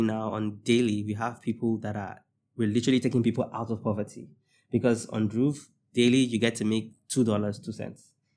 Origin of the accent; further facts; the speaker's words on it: Nigeria; I'm gonna speak from the Nigerian perspective